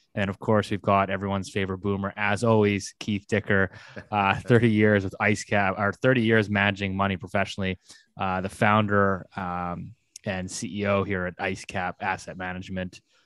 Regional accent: Canada; good Canadian folks that we are

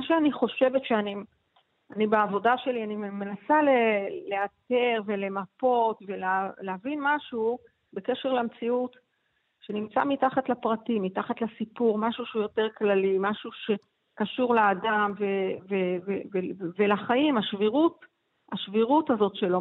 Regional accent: Ramat Gan, Tel Aviv District, Israel; גדלתי בש, ברמת חין

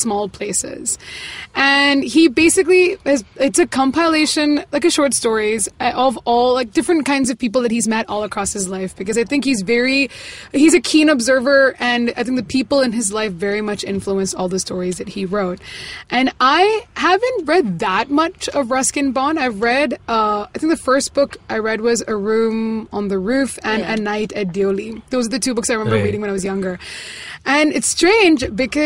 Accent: Tiruvalla, Kerala, India; moved away; I was in Kerala for 2 weeks in my hometown, Tiruvalla.

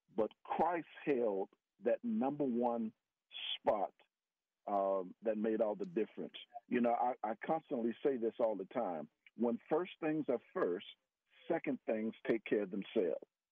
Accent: Miami, Florida, United States; moved away as an adult; also born or lived in West Virginia; now in Texas, United States; I'm a Floridian. I grew up in Miami, Florida.

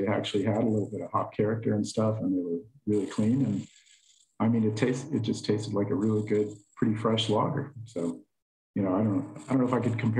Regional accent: Chicago, Illinois, United States; I grew up in Chicago

